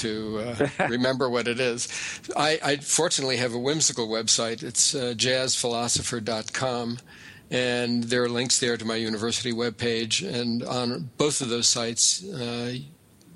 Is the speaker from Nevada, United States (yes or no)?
yes; Las Vegas, Nevada, United States; moved away; also born or lived in Amherst, Massachusetts; I was actually born in Las Vegas, but I went to graduate school at UMass Amherst.